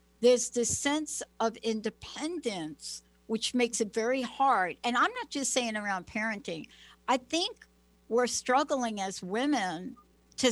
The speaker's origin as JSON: {"language": "English", "region": "New York", "country": "United States", "tie": "born or raised there", "also_born_or_lived": "New Jersey", "moved": "as an adult", "said": "I was born in New York, raised in New York, lived in New Jersey, but I have that New York culture"}